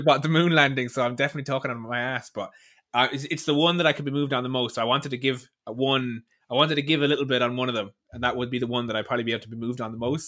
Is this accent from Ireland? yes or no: yes; Ireland; I'm from Ireland.